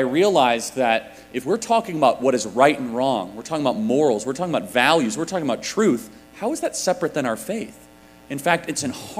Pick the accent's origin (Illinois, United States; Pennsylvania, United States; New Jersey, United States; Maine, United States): Illinois, United States; I grew up in Illinois, and coming to Indiana, it reminds me what Illinois used to be in some ways.